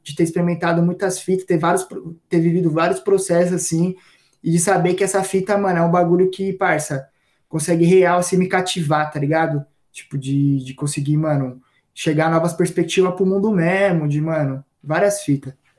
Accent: Purá, Zona Sul, São Paulo, Brazil; eu cresci na Purá, né, mano? Que é uns bairros assim, tipo, parça, bem distante aqui na Zona Sul

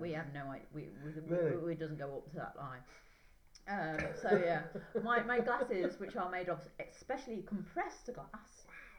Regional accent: England, United Kingdom; I'm English

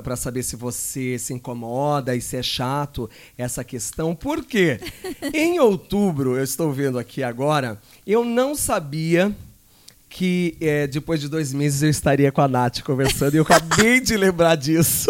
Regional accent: Jacareí, São Paulo, Brazil; moved away; lá na minha cidade que tinha Jacareí

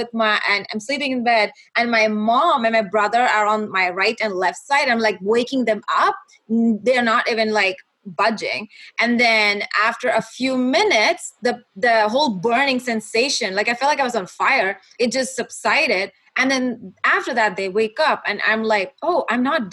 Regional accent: Kuwait; moved away as an adult; also born or lived in Dallas, United States; now in Los Angeles, United States; I was born and raised in Kuwait. And I moved from Kuwait to Dallas when my husband and I got married. And then we moved

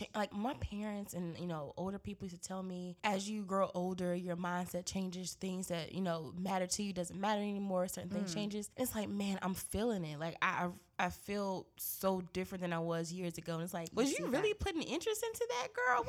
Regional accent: Greensboro, North Carolina, United States; born or raised there; moved away

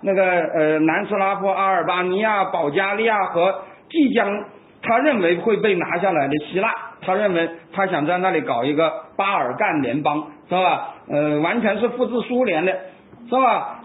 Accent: China; 我们中国人

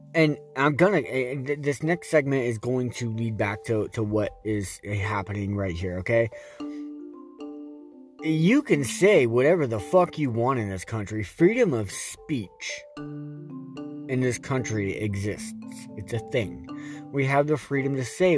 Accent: United States; we as American citizens

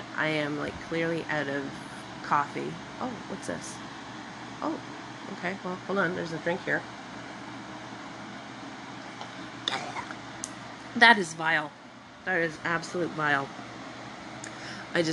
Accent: Scotland, United Kingdom; I'm Scottish

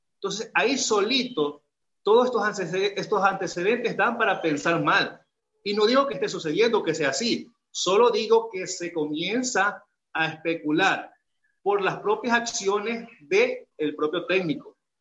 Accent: Ecuador; also born or lived in Guayaquil; como ecuatoriano

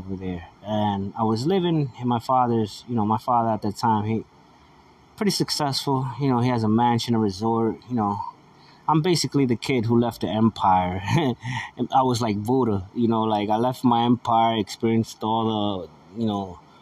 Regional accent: United States; I'm an American

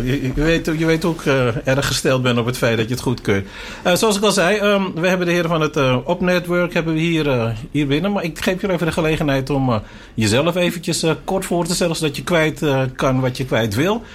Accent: Suriname; wij zijn ook Surinamers

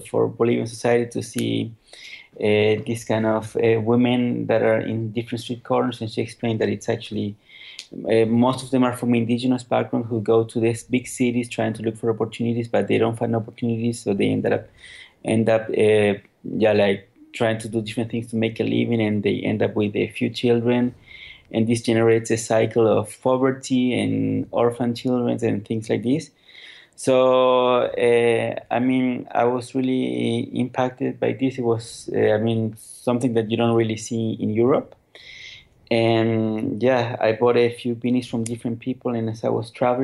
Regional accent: Santiago, Santiago Metropolitan Region, Chile; moved away as an adult; also born or lived in California; now in Switzerland; I was born and raised in Chile, in Santiago

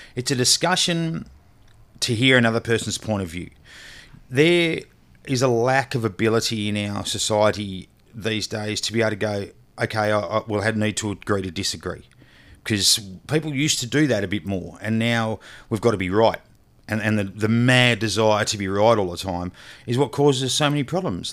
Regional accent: Australia; I'm an Australian

